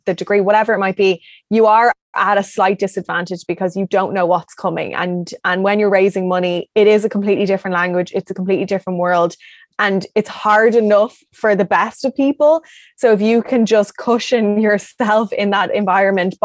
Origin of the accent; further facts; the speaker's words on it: Ireland; I'm from Ireland. The longest I've been away was 2 weeks.